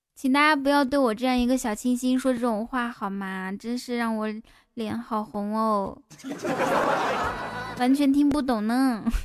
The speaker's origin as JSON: {"language": "Chinese", "town": "Kaifeng", "region": "Henan", "country": "China", "said": "开封哦，开封。哎，巧了，我也是开封的"}